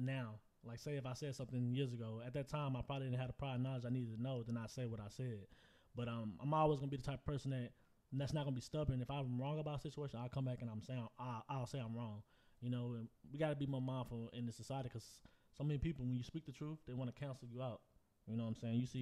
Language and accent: English; Houston, Texas, United States; I'm from Houston